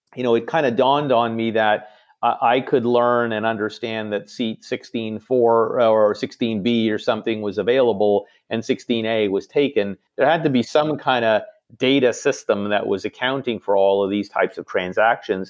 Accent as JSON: {"language": "English", "town": "Toronto", "region": "Ontario", "country": "Canada", "tie": "born or raised there", "also_born_or_lived": "New York", "said": "Toronto, as I mentioned, is, is, uh, where I grew up and, and home"}